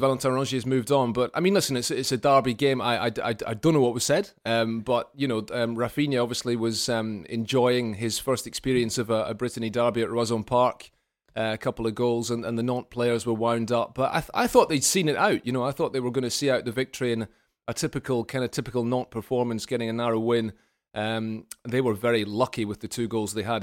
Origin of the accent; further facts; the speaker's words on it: Scotland, United Kingdom; as a Scotsman